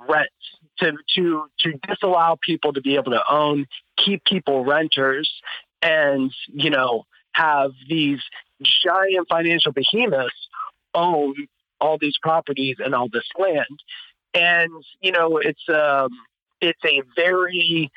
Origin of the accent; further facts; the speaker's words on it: Ohio, United States; I'm from Ohio